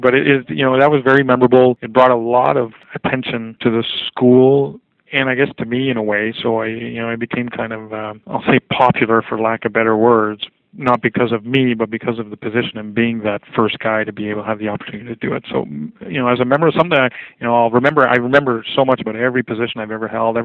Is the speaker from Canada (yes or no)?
yes; Quebec City, Quebec, Canada; moved away; I'm originally from Quebec City